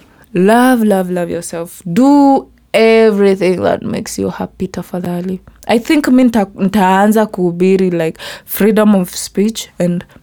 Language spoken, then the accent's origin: English; Meru County, Kenya; accent: native African accent; first language Kimeru; English is a second language; Ya my language, ya Kimeru. Like, you know, ilikuwa like my first language